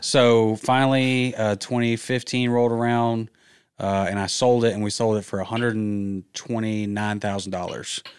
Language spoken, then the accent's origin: English; Georgia, United States; moved away as an adult; also born or lived in Auburn, Alabama; now in Birmingham, United States; I'm from Georgia